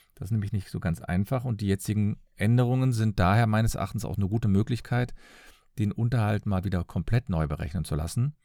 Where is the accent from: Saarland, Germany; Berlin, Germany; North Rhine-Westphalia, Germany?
North Rhine-Westphalia, Germany; Cologne; Ich komme aus Köln.